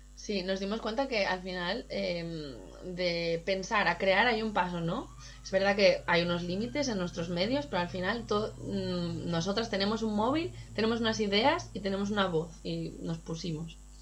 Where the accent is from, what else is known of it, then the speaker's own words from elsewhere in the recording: Gijón, Asturias, Spain; moved away; also born or lived in Berlin / London / Barcelona; yo soy de Gijón